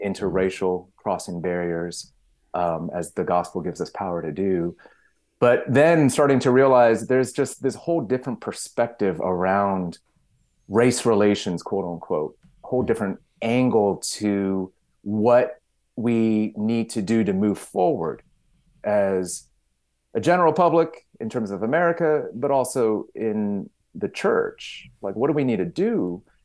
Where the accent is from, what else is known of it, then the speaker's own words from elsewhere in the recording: Victorville, California, United States; I grew up in SoCal, um, you know, out in the desert, uh, up in Victorville